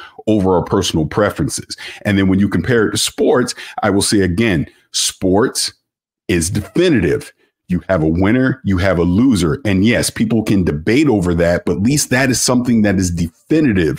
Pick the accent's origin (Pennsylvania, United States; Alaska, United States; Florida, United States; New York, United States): Florida, United States; St. Petersburg; now in San Diego, United States; I'm from St. Petersburg, Florida